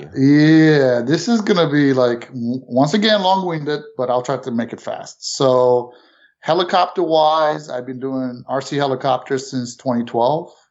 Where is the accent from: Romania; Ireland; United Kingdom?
Romania; also born or lived in New York City, United States / Florida, United States / South Carolina, United States; now in Canton, Ohio, United States; originally born not in this country. Mm-hmm. Um, Went, you know, family moved to New York City from Romania